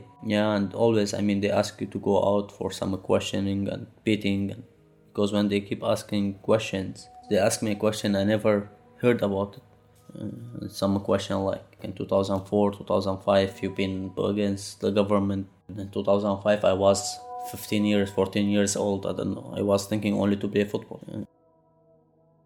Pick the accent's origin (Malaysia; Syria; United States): Syria; moved away as an adult; now in Dresden, Germany; We came out from Syria to have a safe place to stay